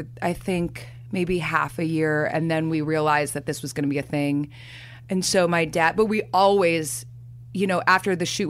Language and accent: English; Chicago, Illinois, United States; now in Hoboken, United States; I grew up in Chicago where Laurie Metcalf was like a goddess